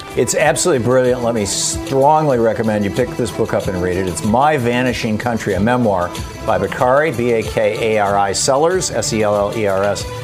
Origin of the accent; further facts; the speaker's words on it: Michigan, United States; moved away as an adult; also born or lived in Atlanta, Georgia; I grew up in Michigan